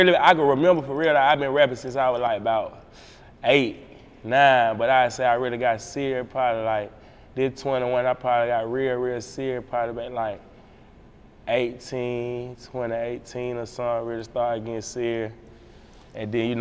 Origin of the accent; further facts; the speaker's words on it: Montgomery, Alabama, United States; also born or lived in Florida; I'm from Florida. See, I was born in Florida, but I was raised up in Montgomery. So I grew up there